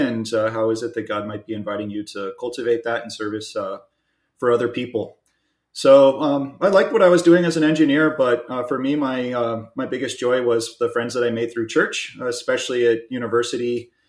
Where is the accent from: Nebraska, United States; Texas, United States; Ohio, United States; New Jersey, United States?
Texas, United States; Houston; I'm originally from Houston, Texas. As you know, we met at the University of Texas. You're from the Dallas area. I'm from the Houston area.